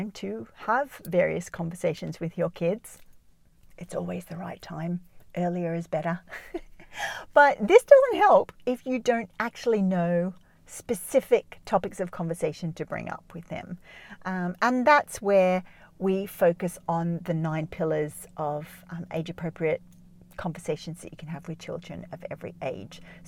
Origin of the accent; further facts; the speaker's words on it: Jos, Plateau, Nigeria; moved away; the house that I grew up in Nigeria, because a lot of my growing up life was in Nigeria, in Jos